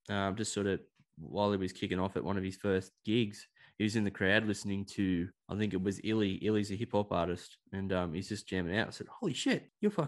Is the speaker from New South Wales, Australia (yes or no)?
yes; Sydney, New South Wales, Australia; I was from Sydney